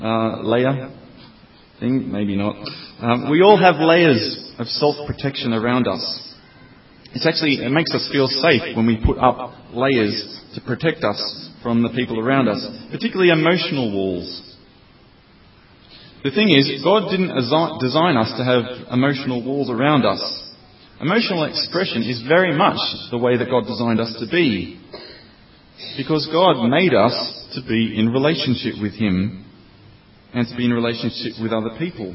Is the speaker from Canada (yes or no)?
no; Australia; moved away as an adult; now in Oxford, United Kingdom; I'm from Australia, and I've been living in the UK for 3 years now